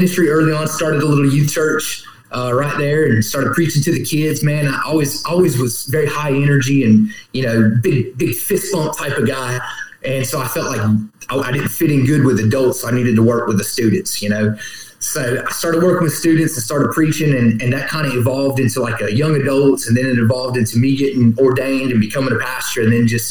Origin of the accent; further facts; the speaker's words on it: Columbia, South Carolina, United States; also born or lived in California / Lexington, South Carolina; I grew up here in Columbia and moved over to Lexington.